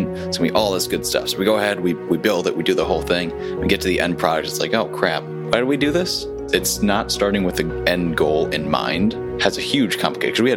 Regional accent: Connecticut, United States; now in Charlotte, United States; I'm originally from Connecticut

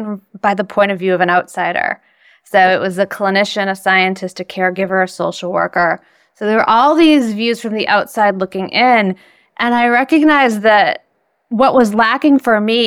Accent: Boston, Massachusetts, United States; I'm from Boston, and I got my degree from Harvard

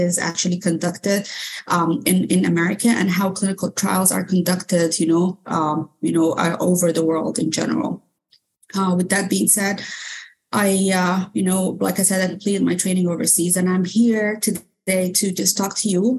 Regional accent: Sudan; first language Arabic; English is a second language; moved away as an adult; now in United States; I'm originally from Sudan. However, I moved to the U.S. a few years back.

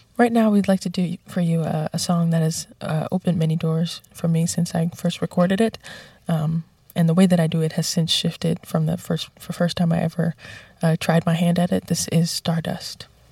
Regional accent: New York City, New York, United States; even though I'm from the Bronx, I made it out

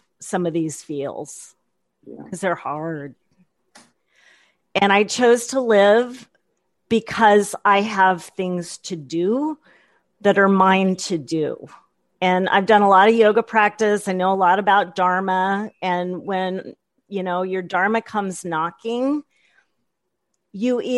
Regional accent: the Midwest, Kansas, United States; being born in Kansas and growing up in the Midwest

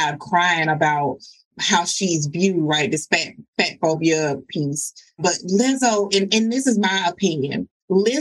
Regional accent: the South, United States; I'm from the South

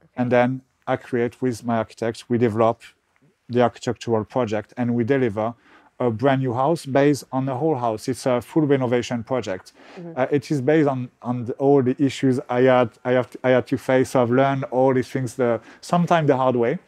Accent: Bordeaux, Nouvelle-Aquitaine, France; accent: French; English is a second language; moved away as an adult; also born or lived in United Kingdom; now in Portugal; when I grew up in Bordeaux, I was very much like a French guy. I still have my French accent

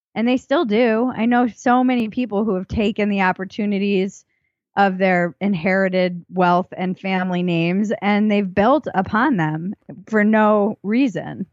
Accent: Newport, Rhode Island, United States; I come from Newport, Rhode Island

